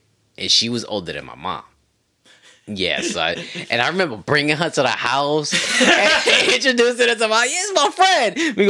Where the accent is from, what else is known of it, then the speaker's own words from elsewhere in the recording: New York City, New York, United States; I grew up in Queens